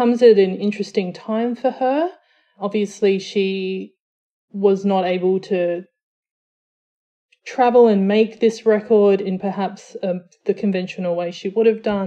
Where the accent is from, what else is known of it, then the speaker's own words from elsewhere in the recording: Australia; So I'm Samoan Australian. So my dad is from Western Samoa. My mum is from South Australia. They met in New Zealand, moved back to Australia where I was born